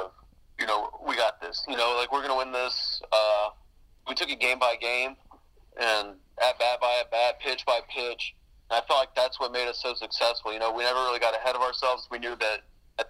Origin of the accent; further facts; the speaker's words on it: Alvin, Texas, United States; growing up in Alvin